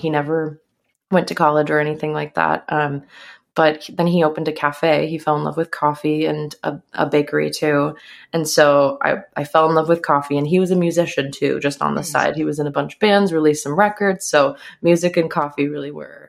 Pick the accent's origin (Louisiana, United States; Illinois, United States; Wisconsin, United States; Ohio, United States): Illinois, United States; a small town outside of Chicago; I grew up in Chicago, in a small town outside of Chicago.